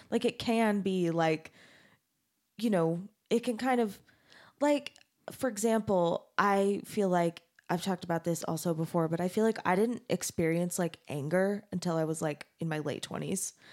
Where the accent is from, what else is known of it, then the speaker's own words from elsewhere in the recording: Mesa, Arizona, United States; I grew up in Mesa, Arizona